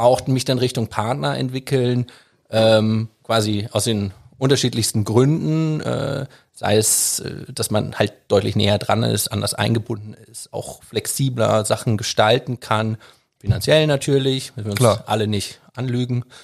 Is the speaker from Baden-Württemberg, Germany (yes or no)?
no; Düsseldorf, North Rhine-Westphalia, Germany; also born or lived in London; ich bin in Düsseldorf groß geworden